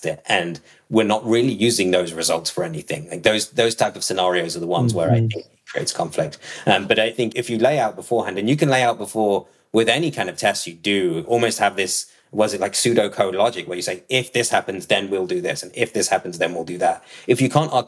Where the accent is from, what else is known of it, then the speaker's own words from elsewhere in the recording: Nottingham, East Midlands, United Kingdom; moved away; I was born in Nottingham